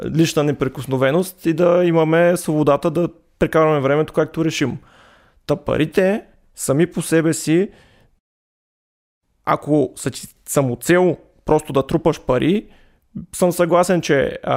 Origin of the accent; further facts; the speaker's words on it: Stara Zagora, Stara Zagora Province, Bulgaria; Ами от моят роден край в Стара Загора са неолитните жилища, които са на 8000 години поне.